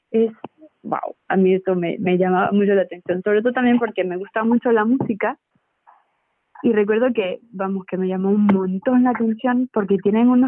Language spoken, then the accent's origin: Spanish; Venezuela; Es verdad que yo soy, soy de Venezuela, ¿no?